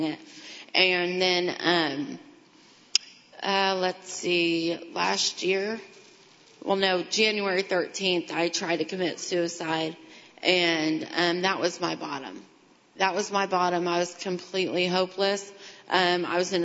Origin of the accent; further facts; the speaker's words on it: Greentown, Indiana, United States; also born or lived in Kokomo; I grew up out in Greentown